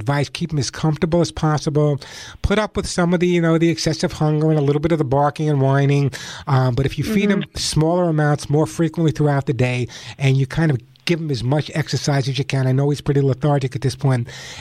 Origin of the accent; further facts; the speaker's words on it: New York, United States; now in Santa Monica, United States; That's my hometown, New York. That's my hometown.